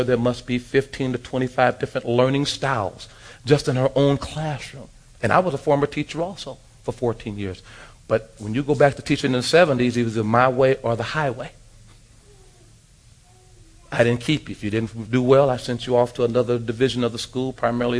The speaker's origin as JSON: {"language": "English", "town": "Los Angeles", "region": "California", "country": "United States", "tie": "born or raised there", "said": "Growing up in South Central Los Angeles"}